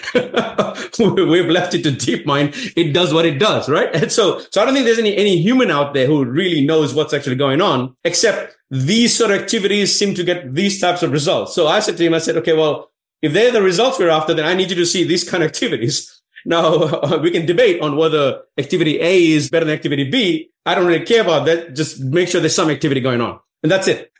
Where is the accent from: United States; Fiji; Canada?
Fiji; now in Sydney, Australia; I was from Fiji